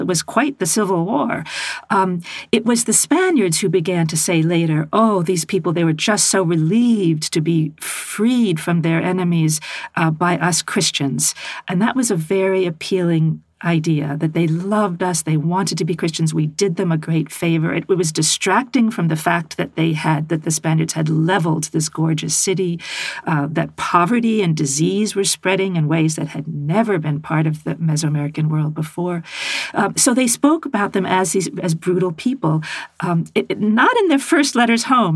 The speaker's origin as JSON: {"language": "English", "country": "United States", "said": "as an American woman"}